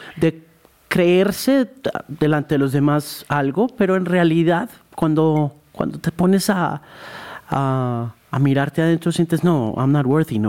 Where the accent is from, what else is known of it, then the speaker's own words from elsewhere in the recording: Colombia; lo que somos los colombianos